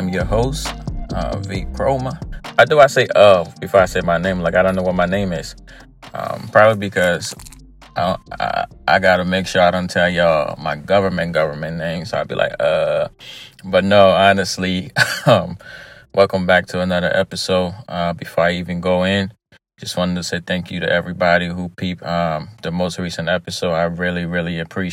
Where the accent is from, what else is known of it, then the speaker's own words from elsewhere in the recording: Liberia; moved away; I was born in Liberia, lived in Liberia for many, many years before actually relocating